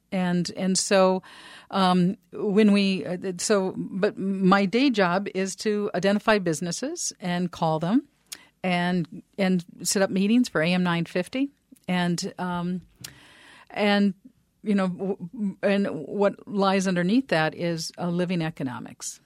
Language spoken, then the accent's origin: English; Minneapolis, Minnesota, United States; I grew up in Northeast Minneapolis, Northeast Minneapolis